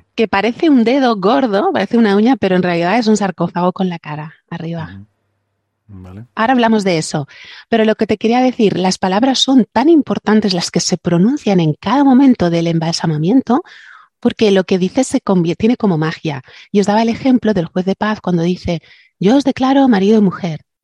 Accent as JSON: {"language": "Spanish", "area": "Alicante", "region": "Valencian Community", "country": "Spain", "said": "aquí en mi tierra se dices antiu, dices shishona."}